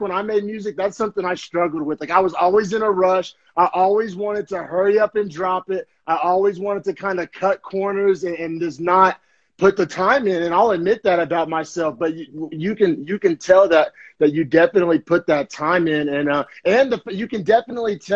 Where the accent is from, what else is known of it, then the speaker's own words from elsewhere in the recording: Oklahoma, United States; moved away as an adult; now in San Jose, United States; We're both originally from Oklahoma, and we both left Oklahoma